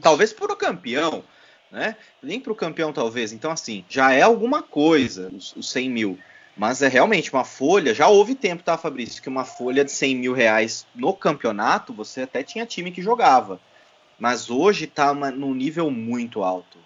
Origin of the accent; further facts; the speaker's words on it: Votorantim, São Paulo, Brazil; um clube empresa lá da minha cidade natal